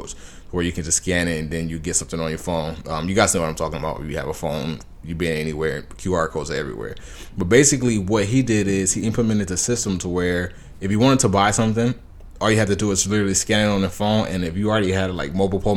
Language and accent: English; Los Angeles County, California, United States; I'm from Los Angeles County